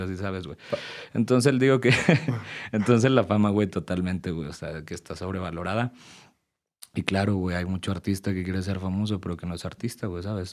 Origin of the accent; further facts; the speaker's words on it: Puebla, Mexico; A Ciudad de México siempre voy a representar Puebla y siempre voy a decir de que, güey, yo vengo de Puebla